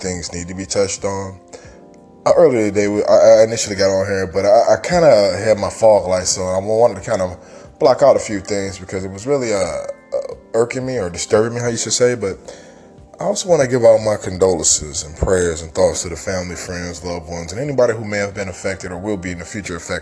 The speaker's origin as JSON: {"language": "English", "region": "Michigan", "country": "United States", "moved": "yes", "said": "I'm originally from Michigan"}